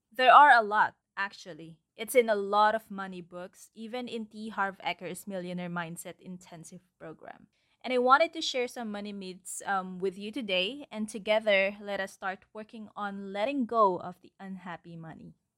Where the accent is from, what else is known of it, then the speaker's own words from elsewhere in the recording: Philippines; my environment, the culture, actually, as a Filipino citizen.